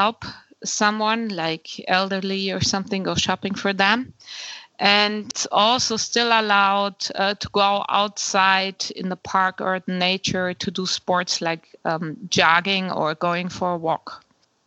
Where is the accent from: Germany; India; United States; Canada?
Germany; Bavaria; I'm from Bavaria, which is in southern Germany